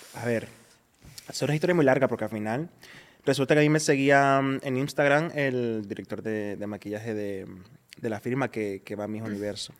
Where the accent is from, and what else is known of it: Spain